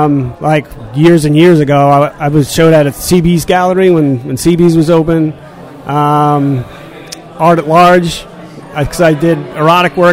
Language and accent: English; Smithtown, New York, United States; moved away as an adult; also born or lived in Philadelphia / Richmond; I grew up in Long Island. I went to art school in Philly